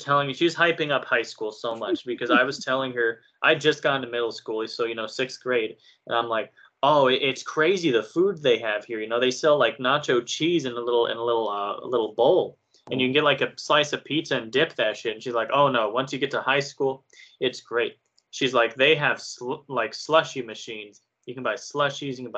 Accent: United States; I'm American

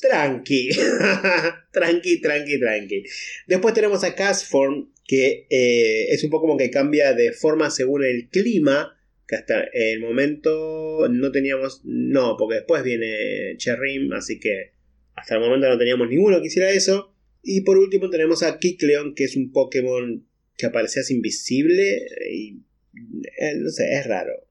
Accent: Argentina

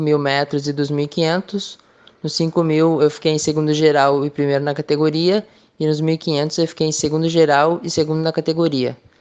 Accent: Santa Maria, Rio Grande do Sul, Brazil; sou daqui de Santa Maria

